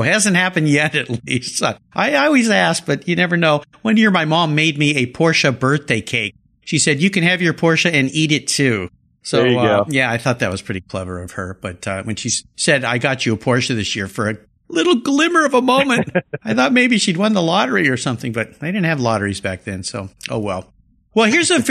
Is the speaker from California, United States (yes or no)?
yes; Southern California, United States; I grew up in Southern California where we don't really have any accents